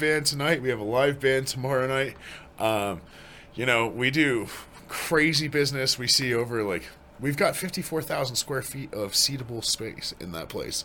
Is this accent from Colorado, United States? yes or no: yes; Greenwood Village, Colorado, United States; born and raised in Colorado.